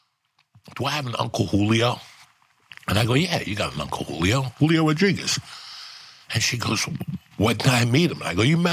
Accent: Cuba; English is a second language; now in United States; When I came from Cuba, I didn't speak good English, so I was ashamed to talk.

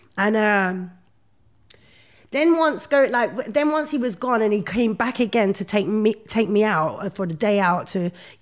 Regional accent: London, United Kingdom; I grew up in Brixton

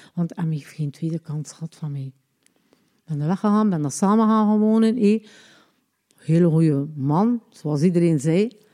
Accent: Ostend, Flanders, Belgium; also born or lived in Lombardsijde; ik ben geboren in Oostende op 3-7-1961

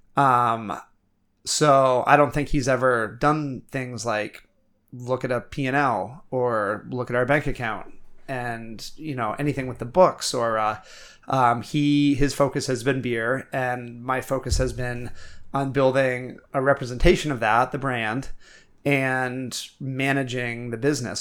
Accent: Milo, Maine, United States; now in Portland, United States; growing up in Milo, no one locked our doors.

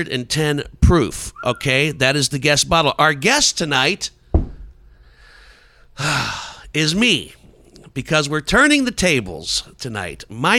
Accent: Dolton, Illinois, United States; also born or lived in Gary, Indiana; I was born in Gary, Indiana, lived there for about 2 or 3 years, I think, before we moved to a suburb in Chicago, Dalton, Illinois.

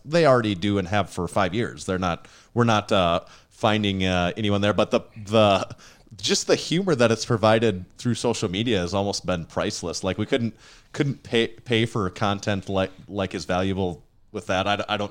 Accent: South Dakota, United States; There's still one up in our we're from Western, Northeast, South Dakota. We still have one up in our town right now.

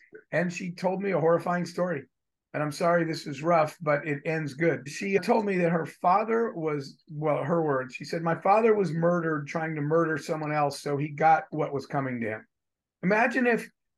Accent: United States; I was born in the United States and I was born a white male

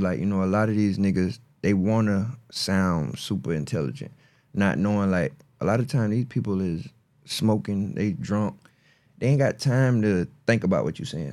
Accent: Marion, South Carolina, United States; I'm from Marion, South Carolina

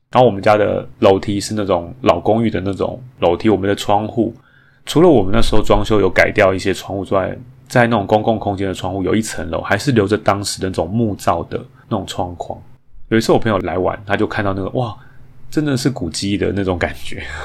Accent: Taipei, Taiwan; 其实我自己个人从小就在台北长大

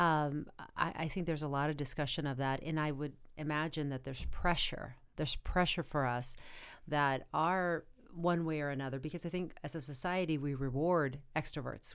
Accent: Arizona, United States; moved away; I come from a really small town in Arizona

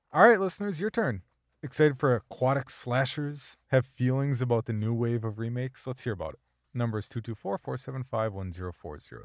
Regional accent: Minnesota, United States; as a Minnesotan

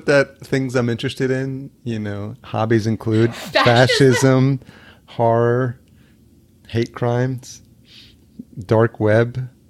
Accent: El Salvador; born there; I was born in El Salvador, but I don't look like Salvadorians because they're just like shorter.

